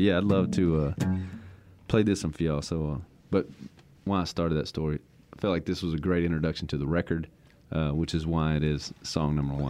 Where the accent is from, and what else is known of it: Louisiana, United States; born or raised there